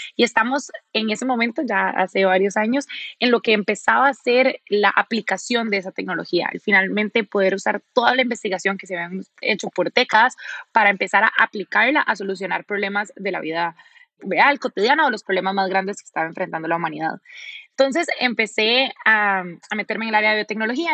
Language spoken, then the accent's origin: Spanish; Costa Rica; now in Silicon Valley, United States; yo soy de Costa Rica y yo he crecido pensando en el café como algo súper importante